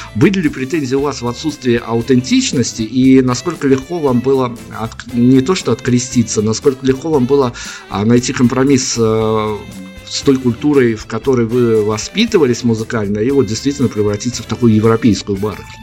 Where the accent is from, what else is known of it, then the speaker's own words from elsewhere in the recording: Belarus; у нас, э, как у белорусов